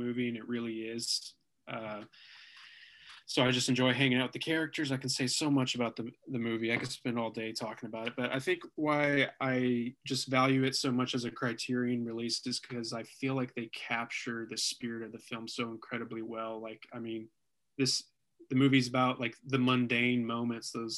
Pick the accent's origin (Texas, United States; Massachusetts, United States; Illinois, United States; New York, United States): Texas, United States; Denton; we grew up in Denton, Texas